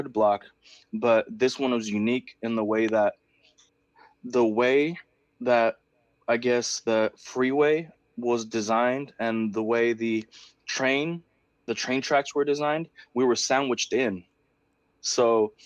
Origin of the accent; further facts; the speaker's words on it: Oakland, California, United States; first language Spanish; English is a second language; I grew up in East Oakland in the Bay Area in California